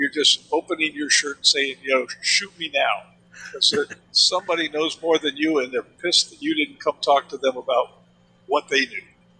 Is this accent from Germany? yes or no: yes; Germany; again, I grew up in Germany and understood how Germans looked at baseball as being something from another planet.